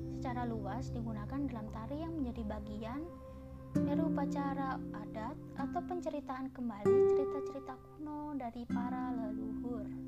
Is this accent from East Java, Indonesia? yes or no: yes; Malang, East Java, Indonesia; Saya dari Malang, dan saya sekarang duduk di bangku SMA